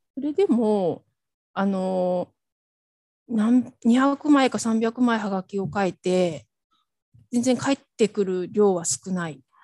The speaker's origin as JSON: {"language": "Japanese", "region": "Hokkaido", "country": "Japan", "tie": "born or raised there", "moved": "as an adult", "said": "地元に帰るっていうのはもう決めていたので、で、それで地元の北海道に帰ってきて"}